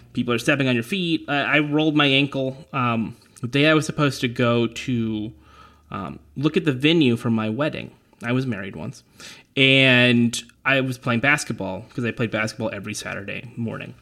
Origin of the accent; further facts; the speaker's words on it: California, United States; I'm from California